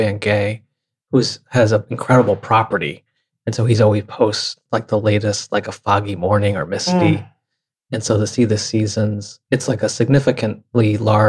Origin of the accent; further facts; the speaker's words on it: Rochester, New York, United States; growing up in Rochester, New York, becoming an illustrator